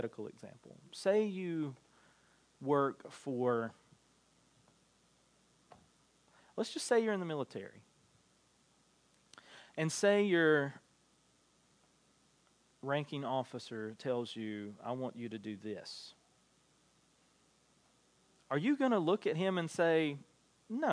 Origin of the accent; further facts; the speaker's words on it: United States; as American Christians